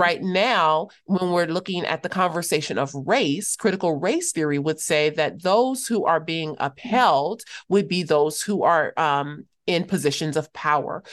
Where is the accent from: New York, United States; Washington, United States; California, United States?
California, United States; Los Angeles; also born or lived in Cape Town, South Africa; I'm from Los Angeles